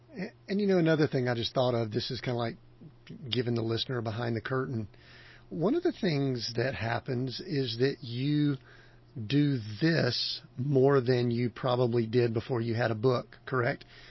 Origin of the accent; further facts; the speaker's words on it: the South, United States; I grew up in the South